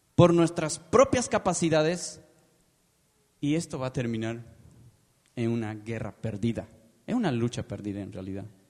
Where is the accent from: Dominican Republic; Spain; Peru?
Peru; moved away as an adult; now in Guatemala City, Guatemala; soy peruano de nacimiento